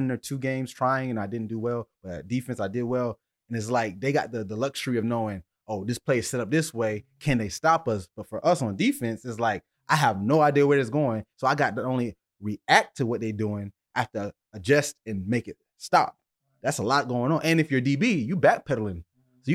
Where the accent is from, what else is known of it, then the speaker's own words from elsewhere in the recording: Deerfield Beach, Florida, United States; we two kids from Deerfield